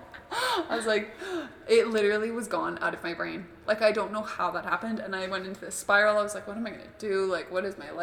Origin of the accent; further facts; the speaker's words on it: Calgary, Alberta, Canada; I'm from Calgary, actually. I'm going back there in a week